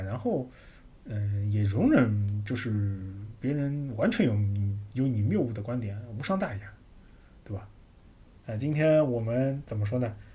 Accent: China; 我们中国人有一种排行榜文化

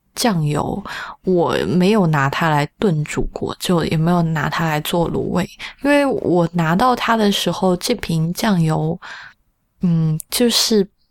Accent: Sichuan, China; 作为一个四川人

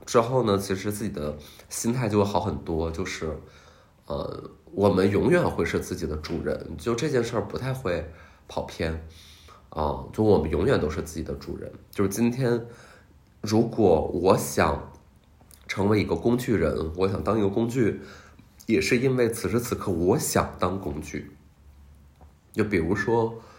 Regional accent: Qiqihar, Heilongjiang, China; 我一九九三年出生于东北，呃，黑龙江，吉祥哈尔

